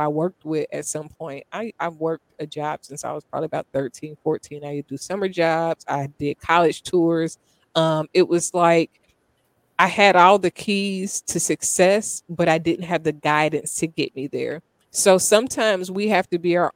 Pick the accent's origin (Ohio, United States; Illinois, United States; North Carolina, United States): Ohio, United States; Dayton; I grew up in Dayton, Ohio